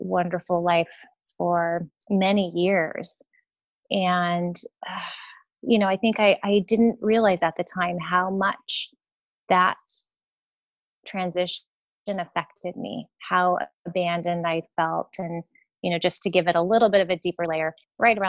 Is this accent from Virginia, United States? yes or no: no; San Diego, California, United States; I'm from San Diego, born and raised